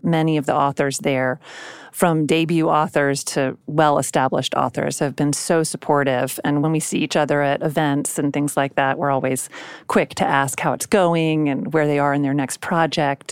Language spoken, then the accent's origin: English; South Carolina, United States; I grew up mostly in South Carolina